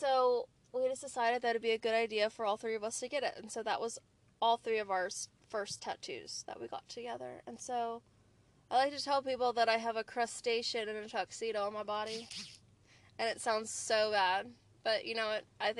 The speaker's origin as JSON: {"language": "English", "town": "New Orleans", "region": "Louisiana", "country": "United States", "said": "I'm originally from New Orleans, and when my dad was growing up, his family had a restaurant, and it was called Linfants."}